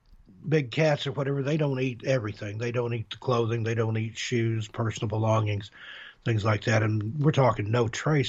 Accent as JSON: {"language": "English", "town": "Knoxville", "region": "Tennessee", "country": "United States", "tie": "born or raised there", "also_born_or_lived": "Las Vegas, Nevada", "moved": "as an adult", "said": "I grew up in East Tennessee, Knoxville, Oak Ridge area"}